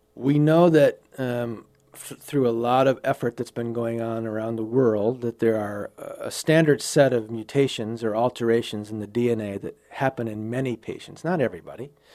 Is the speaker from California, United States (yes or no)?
no; Wild Rose, Wisconsin, United States; now in Sioux Falls, United States; I grew up on a dairy farm in Wisconsin